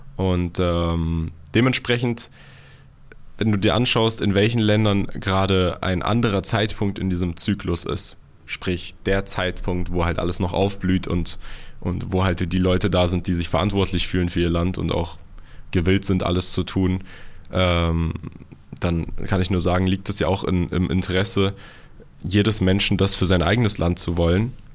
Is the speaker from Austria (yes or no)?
no; Germany; ich bin ja in Deutschland groß geworden